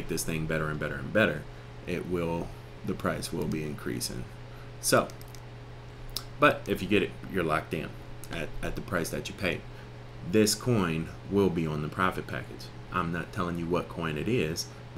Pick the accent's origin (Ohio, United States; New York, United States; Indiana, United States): Ohio, United States; Cleveland; I'm from Cleveland.